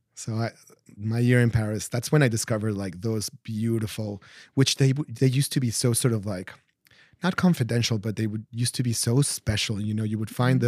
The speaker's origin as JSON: {"language": "English", "region": "Mexico City", "country": "Mexico", "tie": "born or raised there", "said": "I grew up in Mexico City and going on weekends to the historic center"}